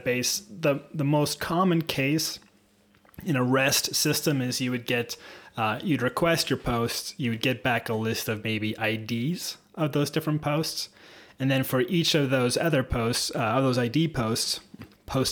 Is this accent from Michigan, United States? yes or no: no; Seattle, Washington, United States; moved away; I'm from Seattle originally